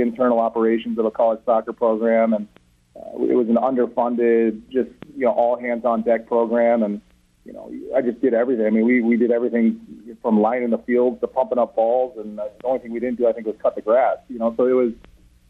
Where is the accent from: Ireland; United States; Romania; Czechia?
United States; Minnesota; moved away; I'm from Minnesota.